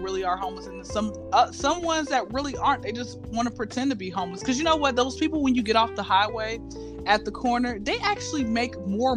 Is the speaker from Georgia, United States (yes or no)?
yes; Atlanta, Georgia, United States; I'm from Atlanta, born and raised